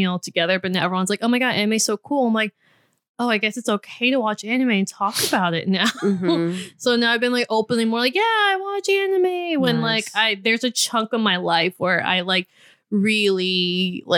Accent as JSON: {"language": "English", "town": "Houston", "region": "Texas", "country": "United States", "said": "I'm from Houston, Texas"}